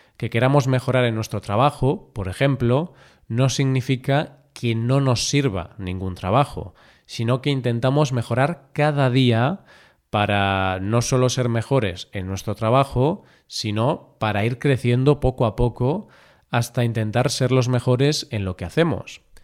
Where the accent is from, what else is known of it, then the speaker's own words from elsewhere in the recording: Galicia, Spain; mi tierra, Galicia